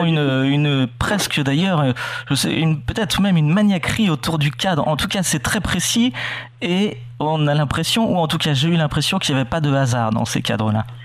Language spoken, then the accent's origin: French; Normandy, France; quand on est normand